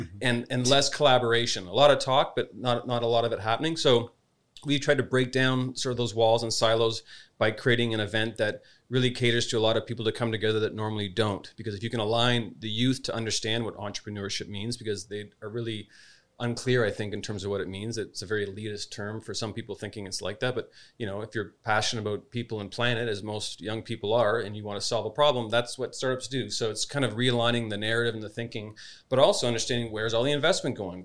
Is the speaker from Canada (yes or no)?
yes; Canada; also born or lived in Spain / New York, United States; now in Adelaide, Australia; as a Canadian and as Australian raising two little kids